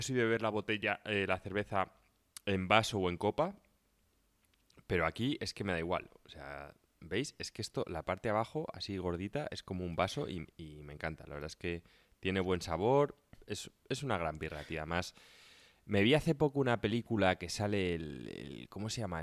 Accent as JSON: {"language": "Spanish", "country": "Spain", "said": "nosotros somos como buenos españoles, tío, pata negra."}